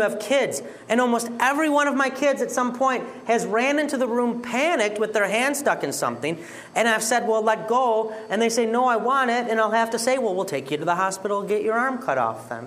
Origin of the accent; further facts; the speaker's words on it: Detroit, Michigan, United States; I'm from Detroit